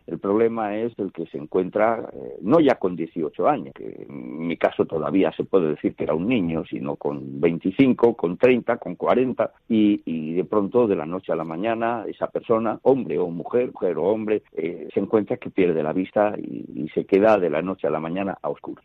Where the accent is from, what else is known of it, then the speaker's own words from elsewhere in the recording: Almería, Andalusia, Spain; moved away as an adult; also born or lived in Elche / Madrid; me fui a parar a Almería, porque es mi tierra